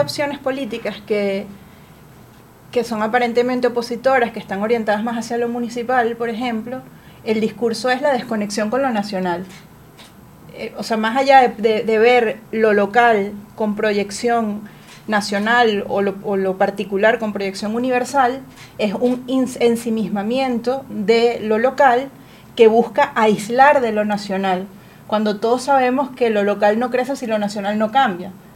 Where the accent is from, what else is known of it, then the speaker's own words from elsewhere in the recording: Venezuela; nos demanda como personas, como venezolanos